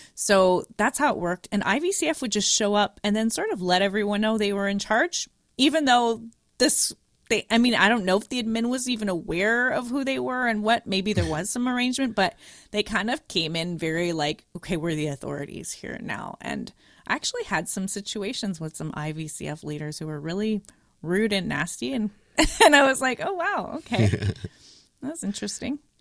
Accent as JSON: {"language": "English", "town": "Montreal", "region": "Quebec", "country": "Canada", "tie": "born or raised there", "moved": "yes", "said": "I am coming from Montreal. We finish in grade eleven, not grade twelve, as everywhere else in Canada and U S is twelve, but Quebec is weird"}